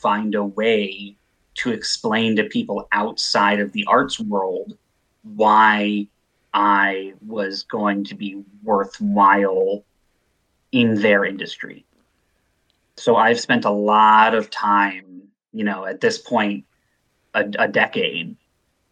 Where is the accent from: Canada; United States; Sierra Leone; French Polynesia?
United States; Evanston, Illinois; moved away; I'm from Evanston. So I grew up just outside of Chicago